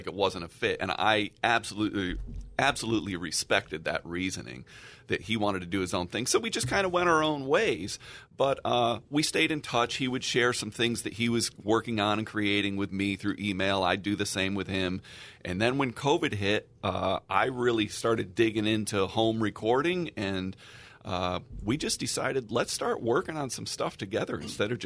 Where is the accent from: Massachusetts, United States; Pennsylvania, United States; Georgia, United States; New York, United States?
Massachusetts, United States; Pittsfield; also born or lived in Tucson, Arizona; now in San Diego, United States; I'm from Pittsfield, Massachusetts, originally